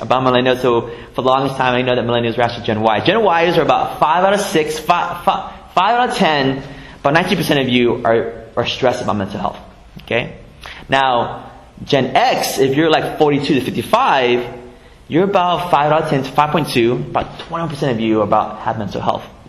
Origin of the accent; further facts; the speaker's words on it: San Jose, California, United States; I grew up here in the Bay Area, grew up in San Jose on the east side my whole life